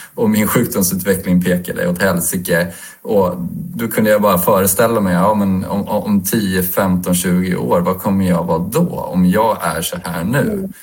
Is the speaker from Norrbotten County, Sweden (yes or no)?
no; Stockholm, Stockholm County, Sweden; Jag är en småbarnspappa från Stockholm